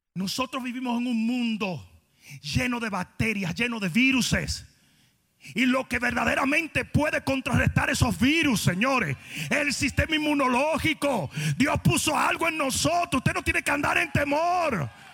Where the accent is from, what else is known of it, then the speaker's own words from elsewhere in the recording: Santo Domingo, Dominican Republic; moved away; Yo vengo de Santo Domingo